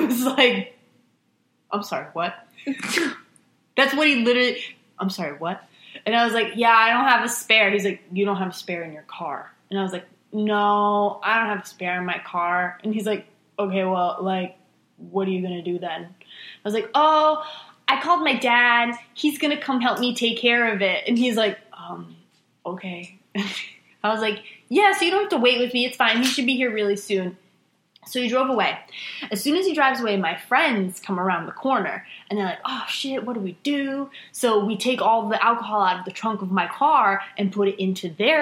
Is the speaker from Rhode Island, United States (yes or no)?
yes; Rhode Island, United States; moved away; I am from Rhode Island